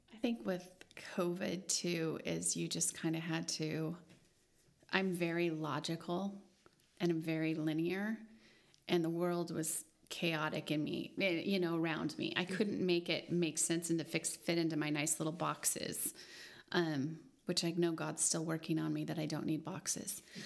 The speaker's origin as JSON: {"language": "English", "country": "United States", "said": "we as American Christians"}